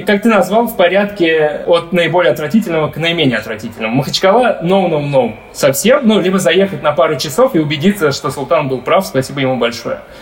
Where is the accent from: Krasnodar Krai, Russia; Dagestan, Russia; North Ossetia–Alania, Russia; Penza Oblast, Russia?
Dagestan, Russia; я, как типичный дагестанец